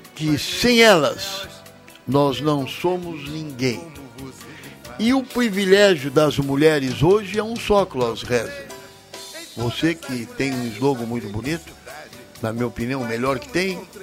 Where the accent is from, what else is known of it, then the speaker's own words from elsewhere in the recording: Brazil; esse país, que eu vivo aqui, sou brasileiro